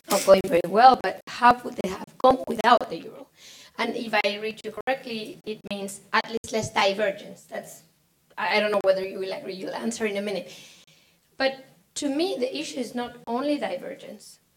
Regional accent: Spain; I come from Spain.

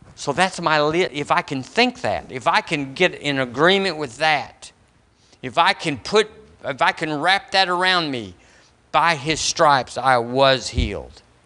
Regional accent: United States; as an American

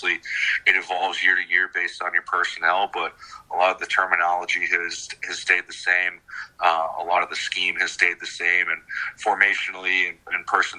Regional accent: Buffalo, New York, United States; moved away as an adult; also born or lived in Nevada; now in Maine, United States; I was born and raised in Buffalo

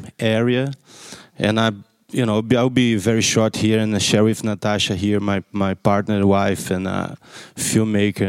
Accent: Rio de Janeiro, Brazil; I'm from Brazil.

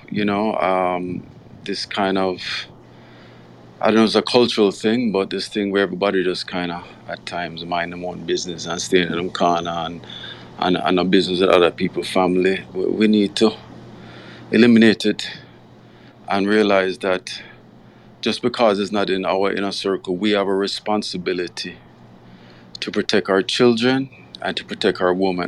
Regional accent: Jamaica; growing up in Jamaica

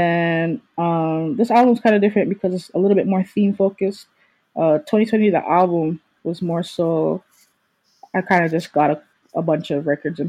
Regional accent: Toronto, Ontario, Canada; I think the thing about me, Terrell, Ray Hammond, and even Chris is it doesn't sound like we're from Toronto.

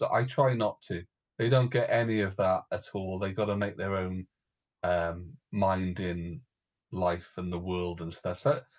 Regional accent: Wales, United Kingdom; I'm still a Welshman.

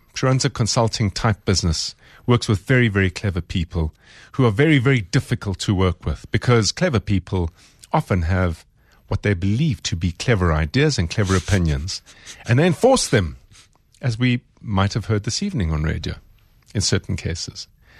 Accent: South Africa; as a South African

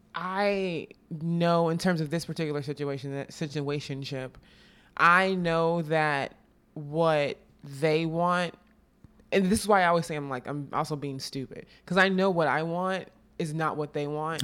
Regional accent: Texas, United States; moved away as an adult; also born or lived in Austin / Dallas; I'm from Texas

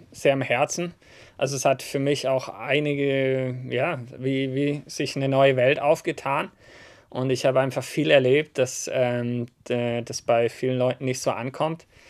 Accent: Southern Germany, Germany; ich bin aus dem Süden von Deutschland

